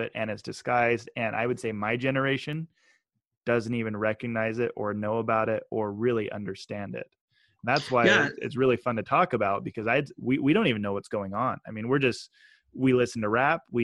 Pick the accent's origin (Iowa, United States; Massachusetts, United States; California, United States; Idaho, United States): Idaho, United States; also born or lived in Utah / Peru; I'm from Utah and Idaho. I grew up knowing I had one African-American or black friend in Idaho growing up, one more at our high school, our senior year.